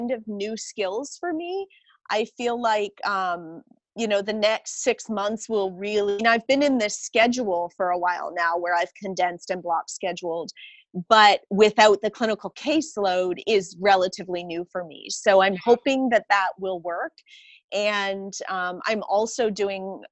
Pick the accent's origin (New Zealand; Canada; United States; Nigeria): Canada; I'm Canadian